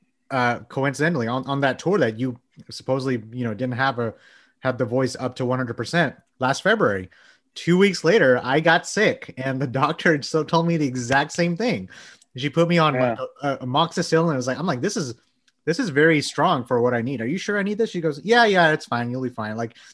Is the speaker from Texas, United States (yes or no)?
yes; Texas, United States; And we're from Texas.